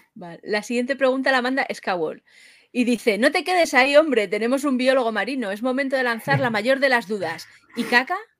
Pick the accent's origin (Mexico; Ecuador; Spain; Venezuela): Spain; Madrid, Community of Madrid; yo es que soy de Madrid